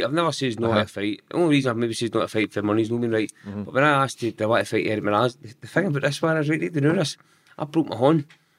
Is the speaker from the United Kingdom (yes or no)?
yes; Giffnock, Scotland, United Kingdom; Giffarnock. So I'm still in Giffarnock now